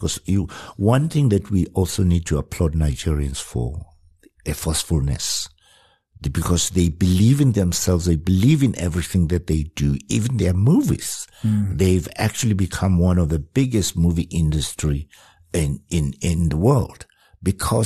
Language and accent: English; South Africa; I introduced myself as a South African musician